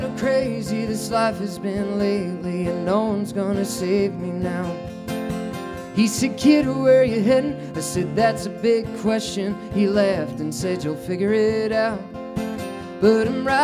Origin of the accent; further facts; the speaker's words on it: outside New York City, United States; I come from the land of New York City, and I grew up outside New York City